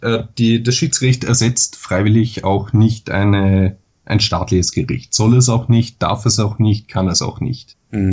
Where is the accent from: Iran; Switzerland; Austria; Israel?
Austria; Dornbirn, Vorarlberg; moved away as an adult; now in Vienna, Austria; bin, wie man vielleicht an der Stimme hört, Österreicher. Hm. Ähm, ich komme aus Dornbirn, das ist ganz im Westen Österreichs, im Bundesland Vorarlberg gelegen, studiere aber momentan in Wien